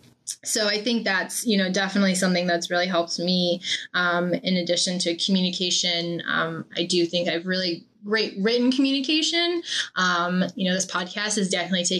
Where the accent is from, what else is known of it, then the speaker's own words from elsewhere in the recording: Maine, United States; I'm also from Maine